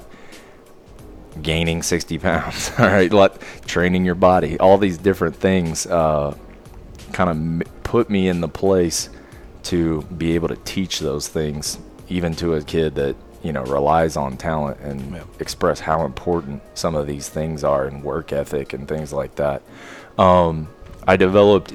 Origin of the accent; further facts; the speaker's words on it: Oklahoma City, Oklahoma, United States; I'm born and raised in Oklahoma City.